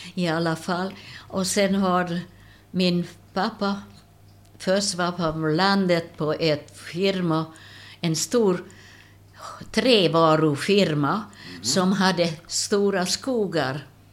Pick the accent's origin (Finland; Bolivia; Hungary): Hungary; Miskolc, Borsod-Abaúj-Zemplén; Swedish is a second language; moved away as an adult; now in Sweden; Jag är född i Ungern